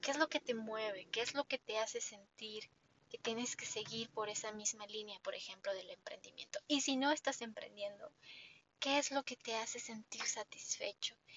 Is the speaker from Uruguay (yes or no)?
no; Mexico; yo como mexicana